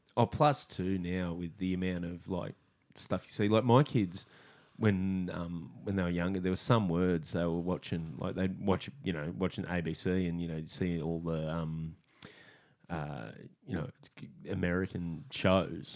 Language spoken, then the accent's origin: English; Australia; I'm Aussie